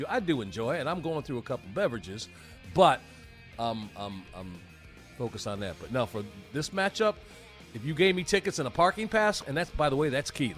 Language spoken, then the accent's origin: English; Georgia, United States; you're assuming I'm coming from Georgia, like I don't you know, I had a team in the Super Bowl